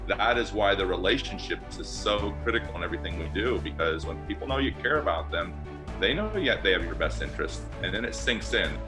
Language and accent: English; North Kansas City, Missouri, United States; moved away as an adult; now in Northwest Iowa, United States; I grew up in North Kansas City